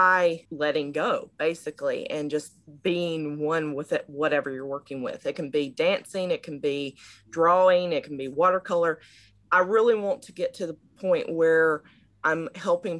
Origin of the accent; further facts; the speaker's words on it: Georgia, United States; moved away as an adult; now in Maryland, United States; I am originally from Georgia in South of the United States, but currently I'm based out of Maryland because I moved up here for grad school